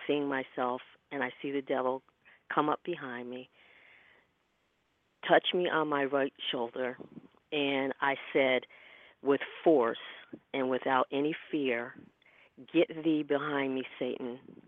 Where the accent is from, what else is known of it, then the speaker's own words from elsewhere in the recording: Connecticut, United States; now in New York, United States; From Connecticut.